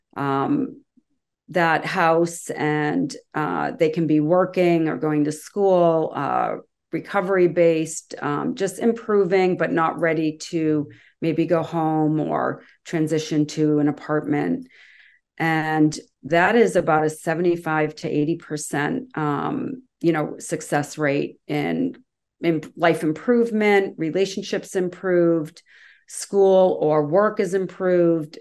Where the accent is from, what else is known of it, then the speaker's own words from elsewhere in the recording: Massachusetts, United States; I grew up in Massachusetts